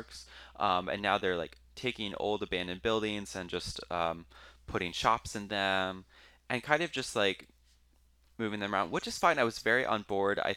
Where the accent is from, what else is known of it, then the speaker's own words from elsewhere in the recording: Space Coast, near Cape Canaveral, Florida, United States; I grew up on the Space Coast